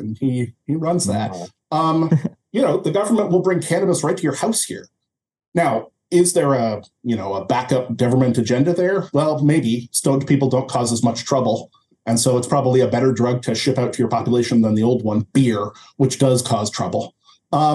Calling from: Canada; I mean, I'm speaking from Canada, so.

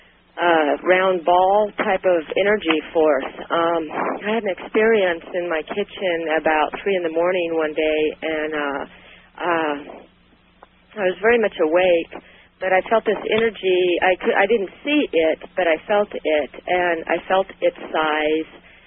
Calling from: Sacramento, California, United States; All right. I'm from Sacramento.

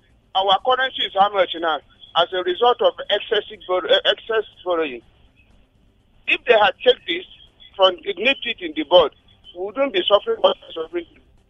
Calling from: Nigeria; calling from Angodi.

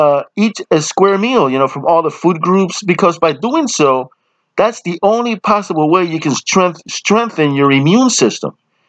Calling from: Camden, New Jersey, United States; Oh, yes, I'm … from Camden.

